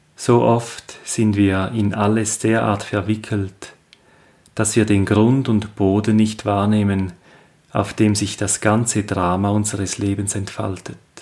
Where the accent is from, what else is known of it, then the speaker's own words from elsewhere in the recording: Switzerland; aus meiner Heimat, dem Appenzellerland